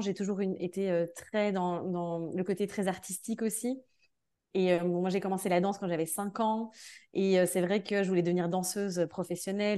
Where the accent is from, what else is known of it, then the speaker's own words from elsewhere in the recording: Belgium; now in France; Je suis de Belgique de base. Là, j'habite en France.